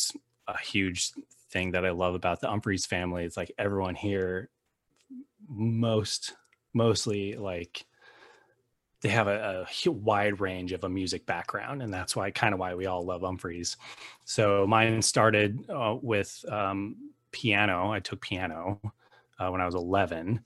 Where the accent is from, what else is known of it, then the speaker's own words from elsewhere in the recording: Littleton, Colorado, United States; moved away as an adult; also born or lived in Denver, Colorado; now in Los Angeles, United States; I currently live in Los Angeles, California, but I was born and raised in Denver, Colorado, a little sub area named Littleton. That's where I grew up.